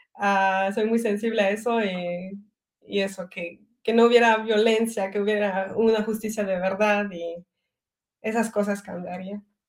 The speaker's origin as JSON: {"language": "Spanish", "country": "Belgium", "tie": "born or raised there", "also_born_or_lived": "Mérida, Mexico", "first_language": "French", "second_language": "Spanish", "moved": "as an adult", "lives_now": "Mexico", "said": "me siento belga porque he nacido en Bélgica y he crecido aquí."}